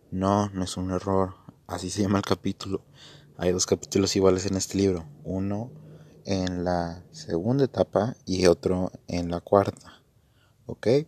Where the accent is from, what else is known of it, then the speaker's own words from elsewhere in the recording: Mexico; creo que lo voy a hacer en la Bolsa Mexicana de Valores, pues porque yo soy de México, es un terreno conocido